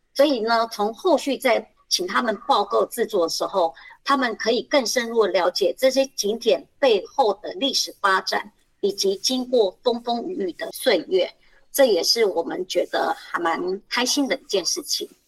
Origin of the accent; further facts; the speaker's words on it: Kaohsiung, Taiwan; moved away as an adult; now in Hsinchu, Taiwan; 我本身也不是新竹人，我是高雄人。那我来新竹也是十几年